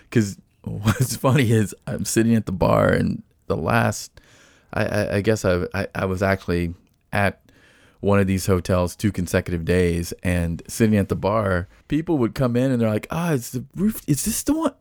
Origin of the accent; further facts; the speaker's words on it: Nashville, Tennessee, United States; as I was growing up in Nashville